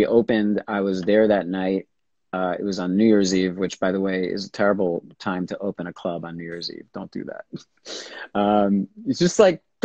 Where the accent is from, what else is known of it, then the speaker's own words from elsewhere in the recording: New York, United States; I grew up here in New York.